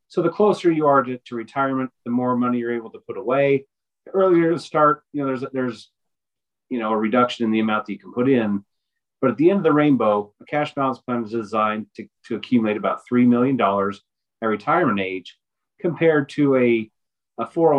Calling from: Denver, Colorado, United States; I'm zooming in from Denver, Colorado today.

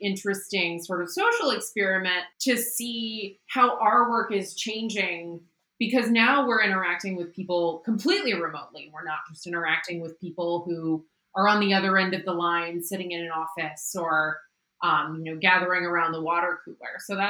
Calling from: Seattle, Washington, United States; I am joining you from beautiful Seattle, Washington.

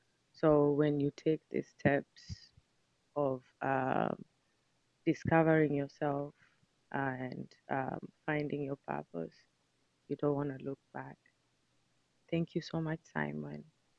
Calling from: Seattle, Washington, United States

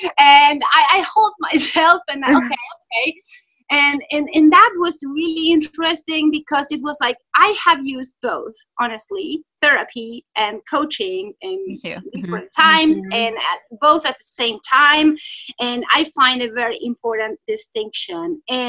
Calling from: Italy; English is a second language; Yes, hello … I'm jumping in from Italy.

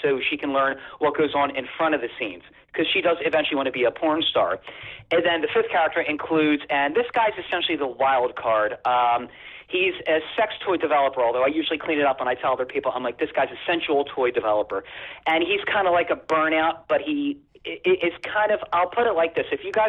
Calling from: New Jersey, United States; from South Jersey.

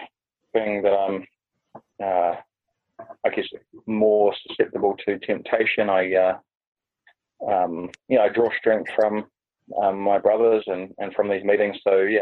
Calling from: Hamilton, Waikato, New Zealand; calling in from Hamilton, New Zealand

